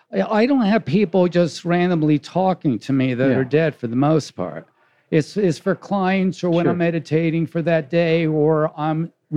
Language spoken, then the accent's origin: English; New York City, New York, United States; moved away; also born or lived in New Jersey; I was raised near Shea Stadium.